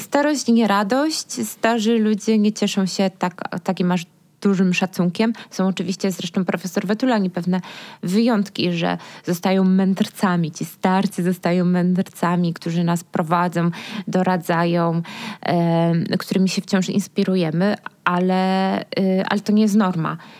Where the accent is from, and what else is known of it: Silesian Voivodeship, Poland; now in Kraków, Poland